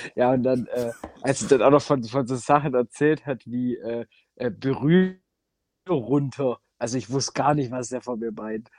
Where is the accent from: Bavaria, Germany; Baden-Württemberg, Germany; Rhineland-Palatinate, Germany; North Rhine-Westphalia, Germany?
Baden-Württemberg, Germany; Giengen an der Brenz; das ist tatsächlich die Partnerstadt von meiner Heimatstadt.